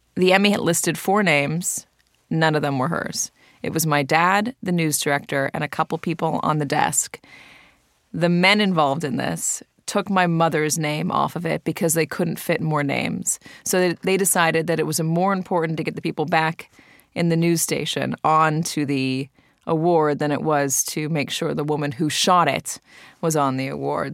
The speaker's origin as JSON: {"language": "English", "town": "Santa Monica", "region": "California", "country": "United States", "tie": "born or raised there", "said": "my brother and I, grew up at the airport in Santa Monica"}